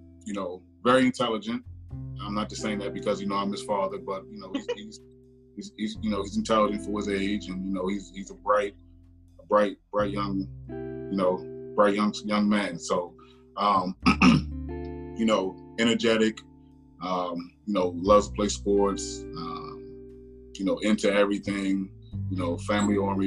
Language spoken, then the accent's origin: English; Washington, District of Columbia, United States; also born or lived in East Brooklyn, New York; now in Maryland, United States; I was born in Washington, D.C. Yep, D.C. native